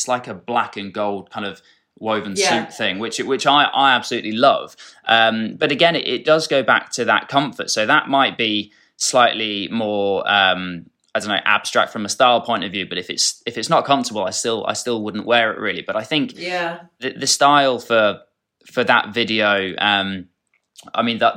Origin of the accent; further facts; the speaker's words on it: Dorset, South West England, United Kingdom; growing up in Dorset